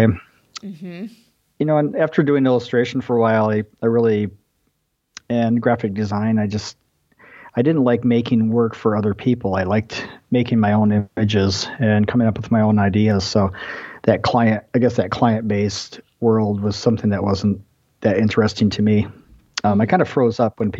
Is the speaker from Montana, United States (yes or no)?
no; Ithaca, Michigan, United States; moved away as an adult; also born or lived in Iowa / California; now in Illinois, United States; I grew up in a small town in Michigan, Ithaca